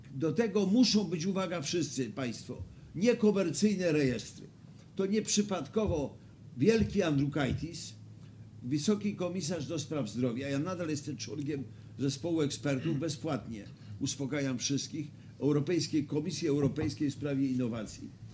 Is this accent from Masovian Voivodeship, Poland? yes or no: no; Wrocław, Lower Silesian Voivodeship, Poland; jako wrocławianin